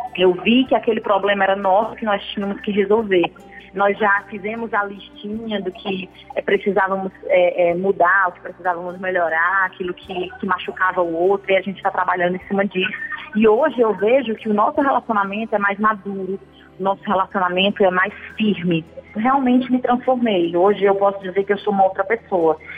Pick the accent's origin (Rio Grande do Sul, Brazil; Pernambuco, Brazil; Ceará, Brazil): Ceará, Brazil; Fortaleza; Eu sou da cidade de Fortaleza, Ceará